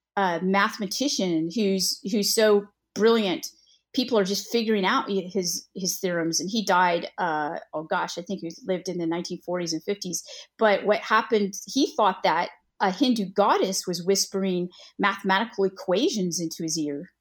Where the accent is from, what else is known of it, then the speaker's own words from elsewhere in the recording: California, United States; moved away as an adult; now in the South, United States; I'm originally from California.